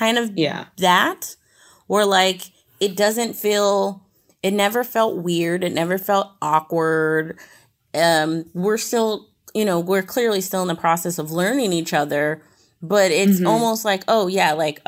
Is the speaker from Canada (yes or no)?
no; Puerto Rico; Okay, so, you know, I'm Puerto Rican and I'm African American. And I always put that I'm mixed.